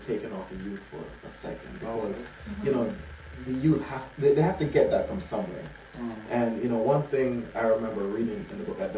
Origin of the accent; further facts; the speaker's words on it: Jamaica; now in United States; I didn't grow up here in America. I grew up in Jamaica.